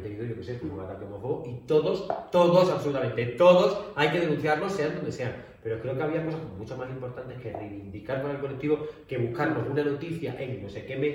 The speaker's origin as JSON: {"language": "Spanish", "country": "Spain", "said": "Porque soy maricón de España."}